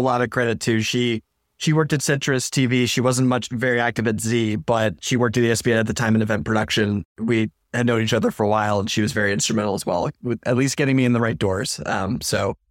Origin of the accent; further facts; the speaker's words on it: Maine, United States; moved away as an adult; now in Syracuse, United States; I was a hu-, huge Boston sports fan growing up in Maine all my life.